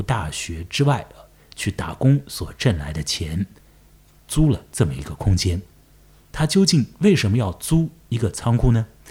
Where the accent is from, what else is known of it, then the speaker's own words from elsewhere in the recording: Chongming Island, Shanghai, China; 我也住在长江尽头，我的老家在崇明岛